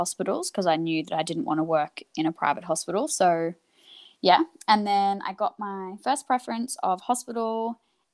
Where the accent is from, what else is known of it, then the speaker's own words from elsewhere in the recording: Queensland, Australia; moved away as an adult; now in Melbourne, Australia; I'm originally from Queensland, and mm-hmm. I moved to Melbourne